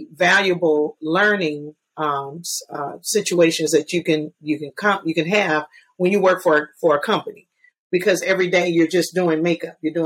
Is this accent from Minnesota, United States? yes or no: no; Atlanta, Georgia, United States; I'm born and raised in Atlanta.